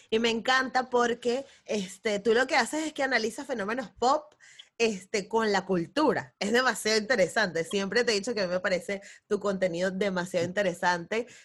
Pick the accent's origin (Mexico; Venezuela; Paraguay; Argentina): Venezuela; para reírnos un poco de, todo esto, de lo que somos como venezolanos, que me parece súper interesante.